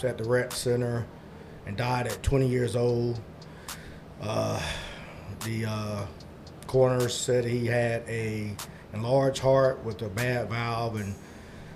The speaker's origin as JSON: {"language": "English", "town": "Greenville", "region": "South Carolina", "country": "United States", "said": "I am from Greenville, South Carolina"}